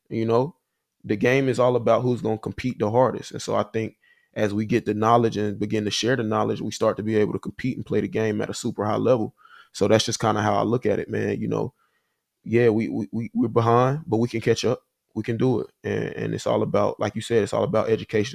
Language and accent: English; Huntsville, Alabama, United States; moved away as an adult; also born or lived in Nashville, Tennessee / Chicago; I'm from Huntsville, Alabama. Uh grew up there, you know, my whole life